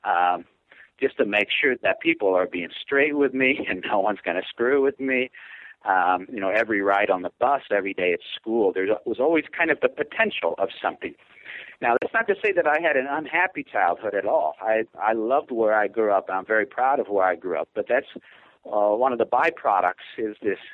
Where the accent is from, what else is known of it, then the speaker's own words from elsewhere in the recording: Hazel Crest, Illinois, United States; moved away as an adult; also born or lived in Chicago, United States; now in Boise, United States; I'm from Hazel Crest, which is in the Southland area of Chicago